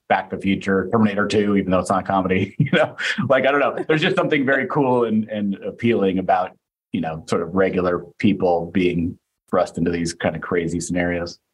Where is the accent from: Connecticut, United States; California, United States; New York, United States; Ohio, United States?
California, United States; foothills towards Tahoe, Northern; moved away; I grew up in Northern California uh, in the foothills up towards Tahoe